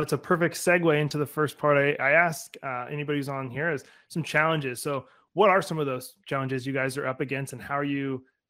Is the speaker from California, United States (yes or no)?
no; Alaska, United States; moved away; I'm originally, you know, I'm from Alaska. So I was right outside a military base.